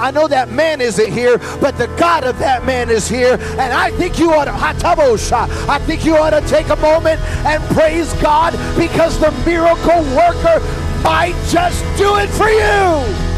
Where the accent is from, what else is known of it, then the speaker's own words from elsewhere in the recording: Chicago, Illinois, United States; I'm from Chicago